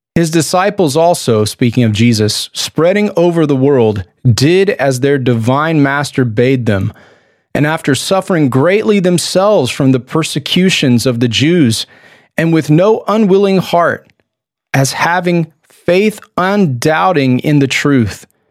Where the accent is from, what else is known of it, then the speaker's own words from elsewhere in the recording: Texas, United States; I'm a Texan